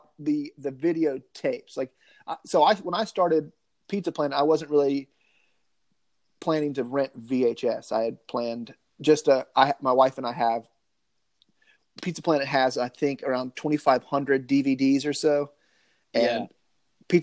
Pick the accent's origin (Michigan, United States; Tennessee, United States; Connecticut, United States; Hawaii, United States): Tennessee, United States; Nashville; my hometown of Nashville